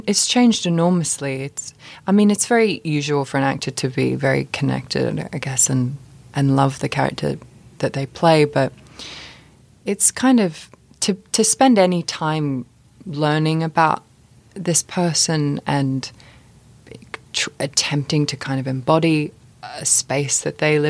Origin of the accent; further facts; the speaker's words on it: Australia; now in London, United Kingdom; being the age I am and growing up in Australia.